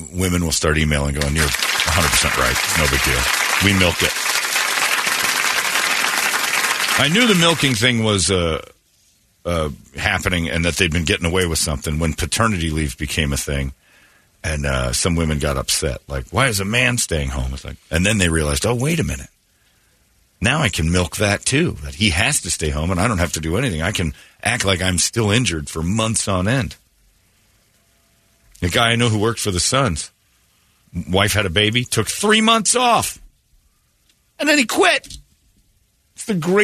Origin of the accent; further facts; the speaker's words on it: Indiana, United States; my home state in Indiana